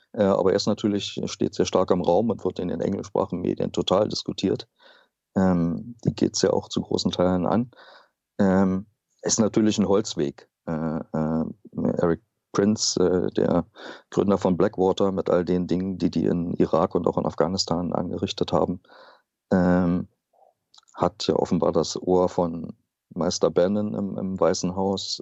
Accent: Germany; auch habe ich das immer wieder gehört als Deutscher

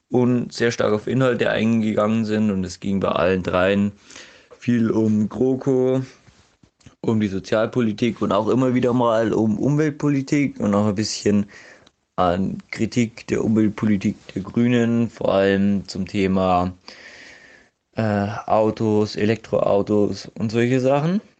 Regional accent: Passau, Bavaria, Germany; ich komme aus Passau, ich wohne ungefähr 500 Meter von der Dreiländerhalle weg

